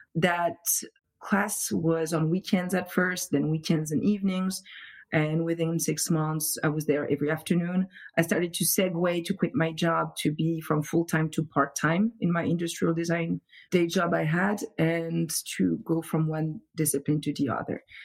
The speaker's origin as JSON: {"language": "English", "town": "Montfermeil", "region": "Île-de-France", "country": "France", "tie": "born or raised there", "also_born_or_lived": "Paris", "accent": "French", "second_language": "English", "moved": "as an adult", "lives_now": "Providence, United States", "said": "I'm from Montfermeil, which is right outside of Paris, and uh, so uh, mostly like grew up there, studied in Paris"}